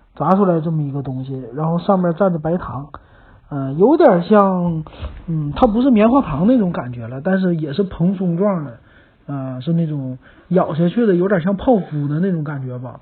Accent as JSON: {"language": "Chinese", "region": "Northeast China", "country": "China", "said": "咱们东北人很喜欢"}